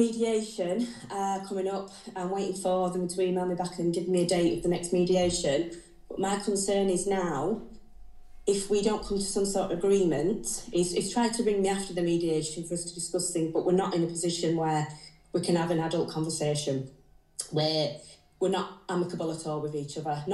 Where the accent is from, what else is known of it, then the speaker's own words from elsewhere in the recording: Rotherham, Yorkshire and the Humber, United Kingdom; moved away as an adult; now in Teesside, United Kingdom; I'm originally from Rotherham, I have no family up here